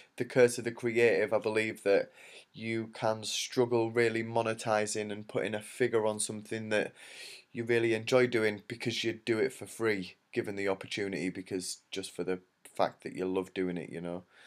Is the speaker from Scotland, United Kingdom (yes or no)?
no; York, Yorkshire and the Humber, United Kingdom; in York, which is my hometown